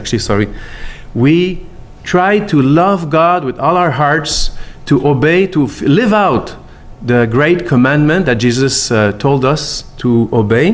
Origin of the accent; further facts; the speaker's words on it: Montreal, Quebec, Canada; accent: French accent from Montreal; English is a second language; moved away as an adult; now in Warsaw, Poland; And I'm from Quebec, as you can hear the accent. I have never lost the French accent from Montreal.